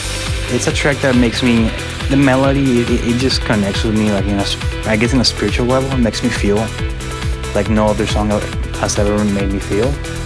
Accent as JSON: {"language": "English", "country": "Colombia", "moved": "yes", "lives_now": "Miami, United States", "said": "I'm a Colombian from Miami."}